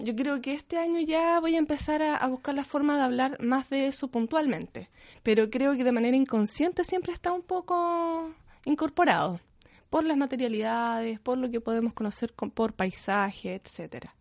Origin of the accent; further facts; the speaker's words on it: Hualpén, Biobío, Chile; also born or lived in Concepción; yo em, soy de Concepción. Desde chiquitita viví en Hualpencillo, lo que ahora se llama Hualpen